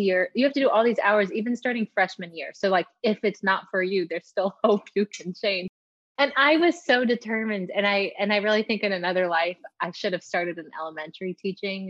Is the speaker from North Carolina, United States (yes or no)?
yes; Greensboro, North Carolina, United States; moved away as an adult; also born or lived in Chapel Hill, North Carolina; now in Raleigh, United States; we were born in Greensboro, grew up there